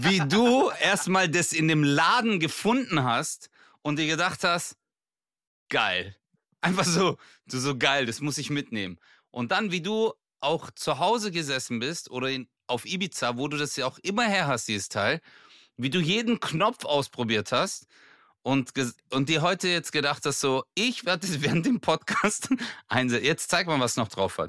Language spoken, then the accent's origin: German; Bad Urach, Baden-Württemberg, Germany; meine Heimat, Bad Urach